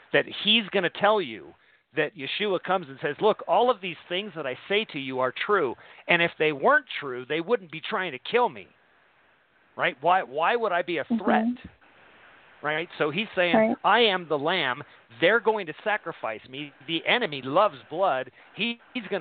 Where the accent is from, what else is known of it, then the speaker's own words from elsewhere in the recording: San Bernardino, California, United States; I was born in San Bernardino